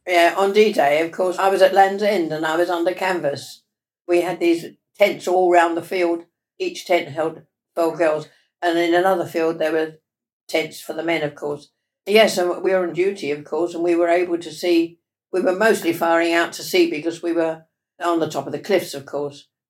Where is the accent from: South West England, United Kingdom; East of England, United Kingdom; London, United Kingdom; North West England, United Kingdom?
London, United Kingdom; Ilford; I was born in Ilford, in Essex.